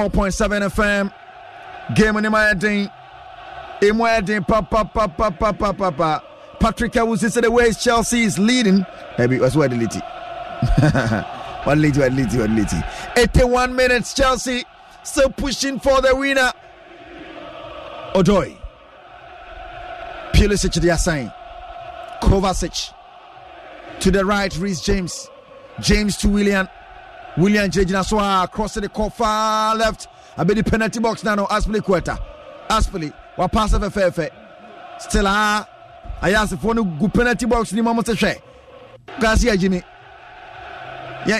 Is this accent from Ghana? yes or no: yes; Dansoman, Greater Accra, Ghana; from Dansoman.